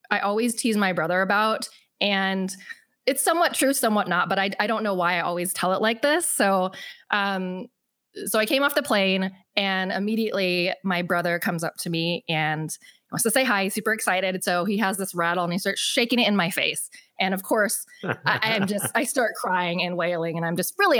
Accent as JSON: {"language": "English", "town": "West Linn", "region": "Oregon", "country": "United States", "tie": "born or raised there", "also_born_or_lived": "Busan, South Korea / Hawaii", "said": "It's called West Lynn"}